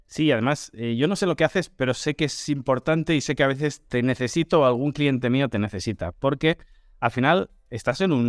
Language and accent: Spanish; China; Eh, sabes cómo somos los chinos